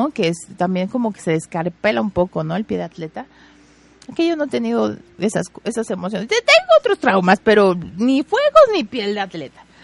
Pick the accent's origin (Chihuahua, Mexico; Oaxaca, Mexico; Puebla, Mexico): Puebla, Mexico; Yo soy de Pueblita. Muy bien, Josfer. De Ay, pues todos somos poblanos, hombre.